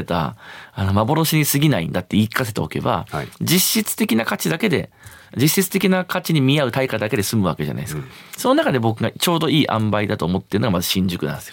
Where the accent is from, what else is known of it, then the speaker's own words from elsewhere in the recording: Fukui, Japan; now in Shinjuku, Tokyo, Japan; 自分の地元だから福井なんですよね